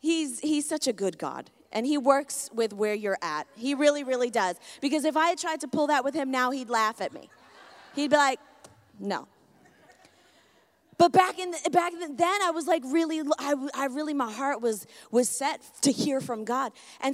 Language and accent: English; Connecticut, United States; Where are you from? Well, Connecticut.